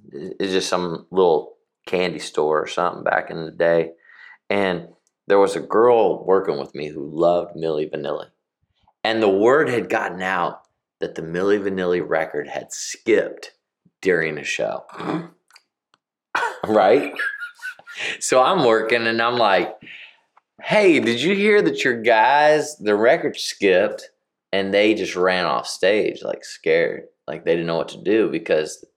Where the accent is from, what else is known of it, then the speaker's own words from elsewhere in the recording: Kokomo, Indiana, United States; I'm from Indiana.